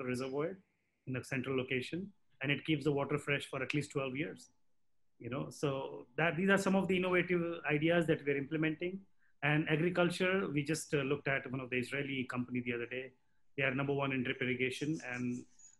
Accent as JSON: {"language": "English", "country": "India", "said": "I'm Indian as well."}